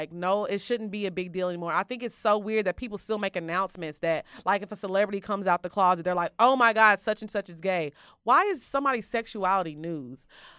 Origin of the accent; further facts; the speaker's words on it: South Africa; now in Miami, United States; I'm all the way from Wakanda, LOL. I'm from South Africa.